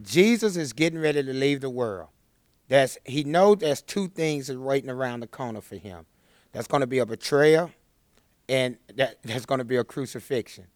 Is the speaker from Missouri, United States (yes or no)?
no; Chattanooga, Tennessee, United States; I grew up in Chattanooga. I grew up in the inner city, single parent home.